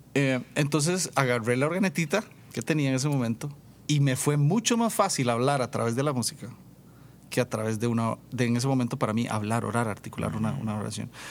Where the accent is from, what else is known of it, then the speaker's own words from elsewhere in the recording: San Vito, Puntarenas, Costa Rica; now in San José, Costa Rica; crecí, crecí en el campo, crecí en zona rural en San Vito de Cotobruz